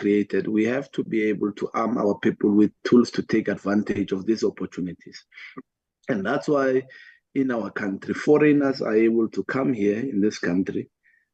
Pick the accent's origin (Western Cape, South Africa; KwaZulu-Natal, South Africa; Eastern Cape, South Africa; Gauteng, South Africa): Gauteng, South Africa; Atteridgeville; where I grew up in Attridgeville, there were only four schools